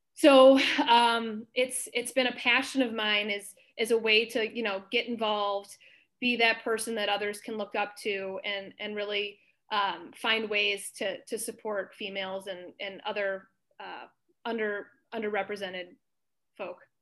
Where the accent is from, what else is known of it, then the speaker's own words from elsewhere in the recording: Libertyville, Illinois, United States; I grew up in Libertyville, Illinois